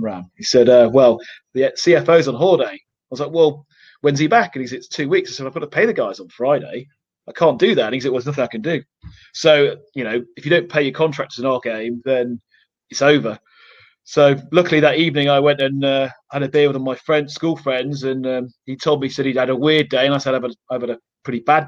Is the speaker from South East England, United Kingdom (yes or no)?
no; Manchester, North West England, United Kingdom; moved away; I flew up to my hometown of Manchester